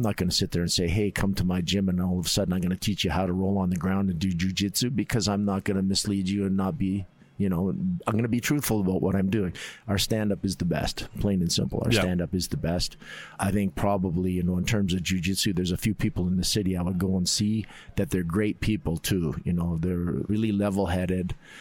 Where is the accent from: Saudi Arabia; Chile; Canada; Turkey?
Canada; Calgary, Alberta; also born or lived in Edmonton; I was born in Calgary, and then my dad worked for the government, so we were up in Edmonton for a little while, and then we came back, and I basically have stayed in Calgary for a long time.